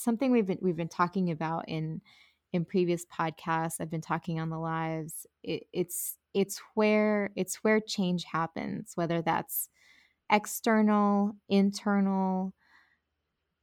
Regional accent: Colombia; I'm from Colombia

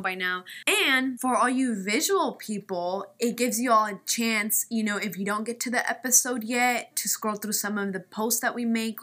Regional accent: Kansas, United States; first language Spanish; English is a second language; moved away as an adult; now in California, United States; I'm from the Midwest, Kansas specifically. And I moved to California not that long ago

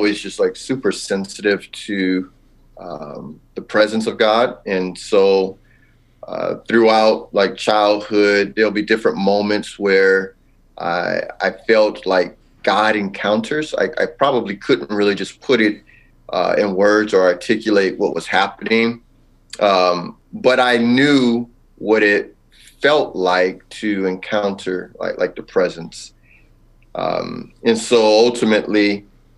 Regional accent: Los Angeles, California, United States; now in Wooster, United States; I'm actually originally from Southern California, Los Angeles area

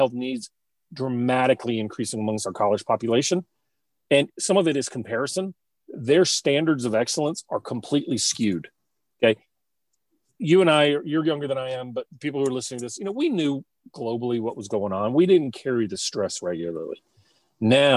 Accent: Baton Rouge, Louisiana, United States; I went to an all-boys Catholic school in Baton Rouge

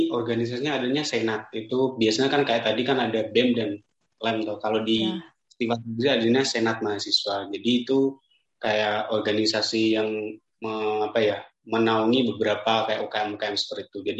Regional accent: Rembang, Central Java, Indonesia; now in Semarang, Indonesia; Aku asalnya dari kota Rembang. Nah, bagi teman-teman yang nggak tahu Rembang itu di mana, Rembang tuh di daerah ujung timur utara tepatnya itu perbatasan langsung antara Jawa Tengah dan Jawa Timur.

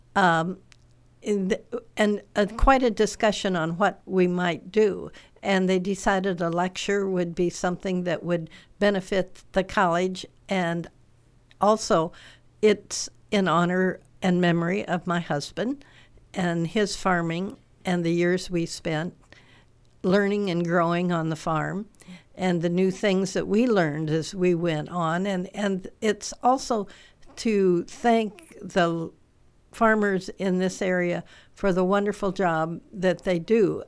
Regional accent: Cameron, Illinois, United States; also born or lived in Galesburg, Illinois / Ames, Iowa / Monmouth, Illinois; was born and raised in Warren County. Um, uh, in near Cameron and went to Galesburg to high school.

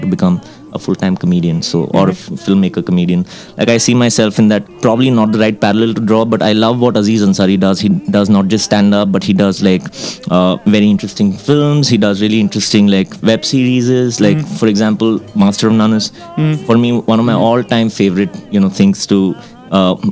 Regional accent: Mumbai, Maharashtra, India; also born or lived in Kashmir; I live in Bombay right now. That's where the film industry is. That's where the advertising scene is. I've grown up there actually, like all my life

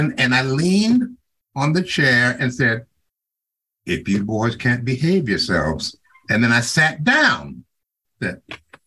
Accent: Chicago, Illinois, United States; moved away; I grew up in Chicago

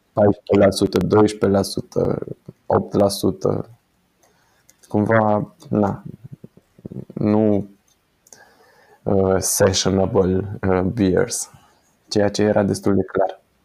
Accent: Timișoara, Timiș County, Romania; suntem din Timișoara

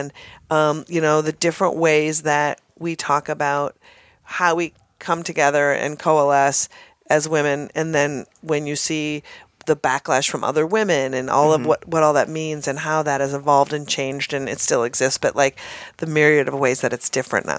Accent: Minnesota, United States; Again, I'm from Minnesota.

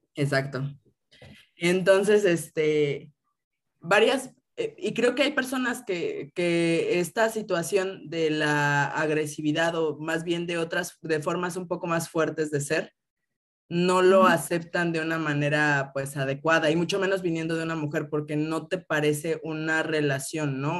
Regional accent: Mexico City, Mexico; crecí aquí en Ciudad de México

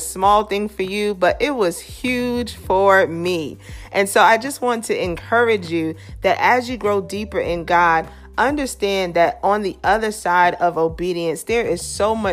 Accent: New York City, New York, United States; Growing up in Brooklyn

